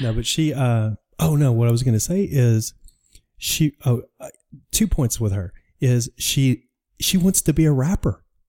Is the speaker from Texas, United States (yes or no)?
yes; Dallas, Texas, United States; moved away; I'm from Dallas